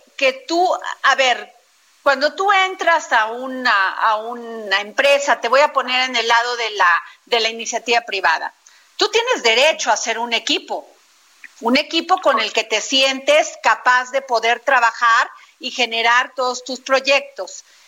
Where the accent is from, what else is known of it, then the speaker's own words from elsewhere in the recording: Veracruz, Mexico; mi pueblo, Veracruz